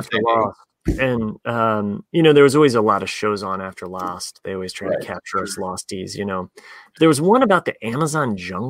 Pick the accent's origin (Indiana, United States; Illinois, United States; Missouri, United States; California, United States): Indiana, United States; moved away; being a Hoosier